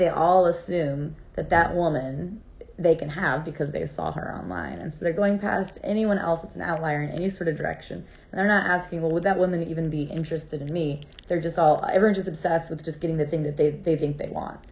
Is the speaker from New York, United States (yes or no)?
no; Cape Canaveral, Florida, United States; I was raised in Cape Canaveral, Florida.